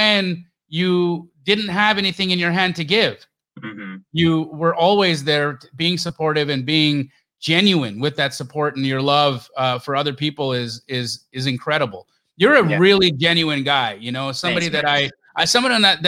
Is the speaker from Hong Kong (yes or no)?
no; Canada; moved away; also born or lived in Los Angeles, California, United States / Arizona, United States; I was born in LA and you know, so even though I grew up in Canada